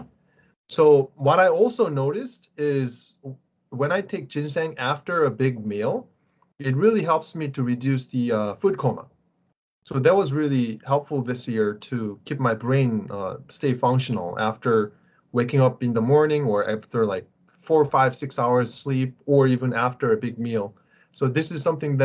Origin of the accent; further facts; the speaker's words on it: South Korea; moved away; when I was growing up in Korea